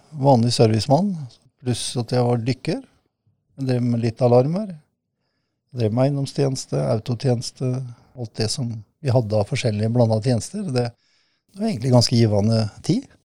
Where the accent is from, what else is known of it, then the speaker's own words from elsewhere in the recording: Kråkerøy, Østfold, Norway; also born or lived in Fredrikstad; Opprinnelig så er hjertet mitt uh, lagt uh, på Kråkerøy. Det er der jeg kommer ifra.